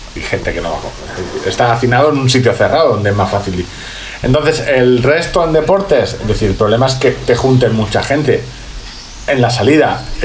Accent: Orihuela, Valencian Community, Spain; soy de Orihuela

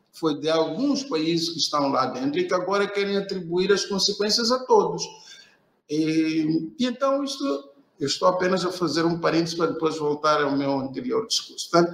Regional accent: Beira, Sofala, Mozambique; eu sou de Moçambique, sou uh, especificamente da cidade da Beira, uh, onde resido e trabalho.

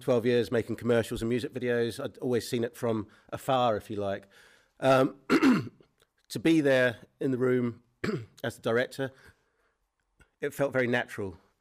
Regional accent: New Zealand; moved away; I grew up in, um, New Zealand

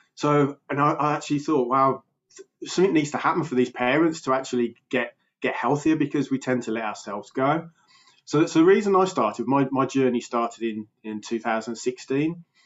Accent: Birmingham, West Midlands, United Kingdom; accent: Birmingham; I'm from uh, England in the UK. Uh, I'm actually in Birmingham, which is um, Britain's second biggest city. Um, so about two hours from London. So yeah, so I've got a bit of a Birmingham accent

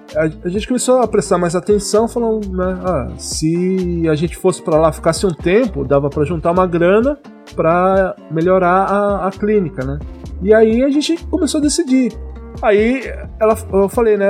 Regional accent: Jacareí, São Paulo, Brazil; moved away as an adult; eu sou de Jacareí, interior

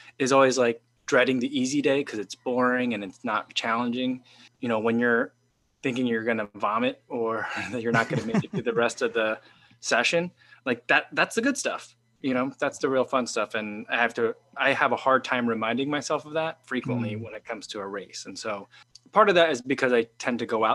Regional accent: Illinois, United States; also born or lived in Chicago; my home state, Illinois

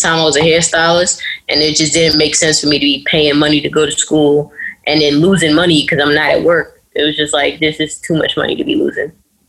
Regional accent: New York City, New York, United States; I'm from New York City.

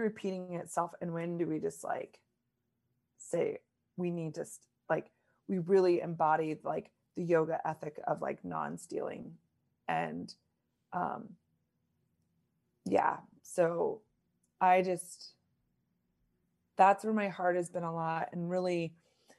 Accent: Lincoln, Nebraska, United States; moved away; also born or lived in East Coast; I'm born and raised in Lincoln, Nebraska, so Midwest, and lived a lot on the East Coast.

